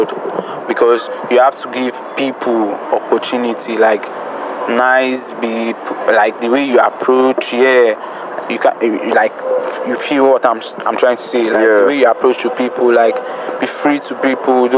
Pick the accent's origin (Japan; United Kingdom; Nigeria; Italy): Nigeria; Lagos; also born or lived in Jos; I'm even actually from Jos. I'm born and brought up in Lagos, so I'm a Jos boy